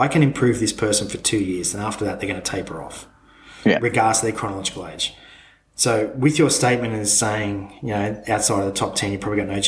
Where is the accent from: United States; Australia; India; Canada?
Australia; as an Australian being part of the Commonwealth